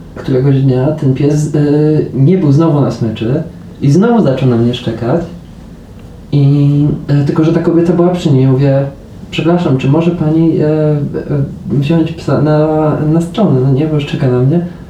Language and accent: Polish; Poland; moved away as an adult; ja już przyjechałem gdyby po, po 25 latach życia w Polsce